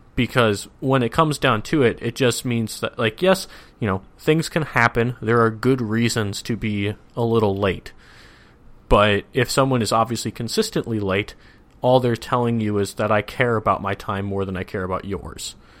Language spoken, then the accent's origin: English; Minnesota, United States; moved away